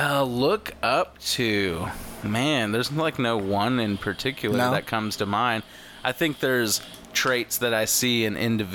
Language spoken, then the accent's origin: English; California, United States; now in Texas, United States; I was born in California.